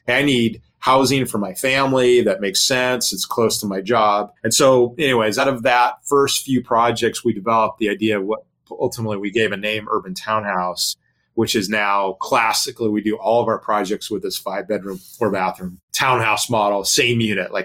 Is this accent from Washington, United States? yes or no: no; Long Beach, California, United States; Long Beach, my hometown in California